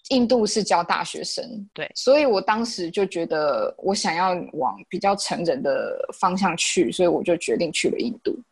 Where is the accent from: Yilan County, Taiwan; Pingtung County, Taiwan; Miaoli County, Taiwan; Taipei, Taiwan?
Yilan County, Taiwan; also born or lived in Thailand / India / United States; 我是宜兰人欸